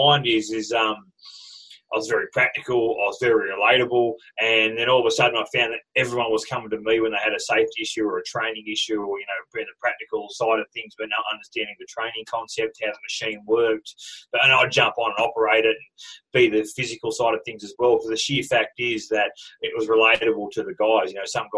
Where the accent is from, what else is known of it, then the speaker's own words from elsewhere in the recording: Cobar, New South Wales, Australia; also born or lived in Mackay, Queensland / Hunter Valley, New South Wales; I grew up in Cobar, like you work in a mining community